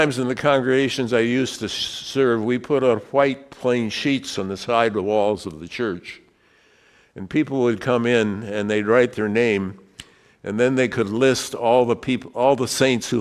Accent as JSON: {"language": "English", "region": "Wyoming", "country": "United States", "said": "I was from Wyoming"}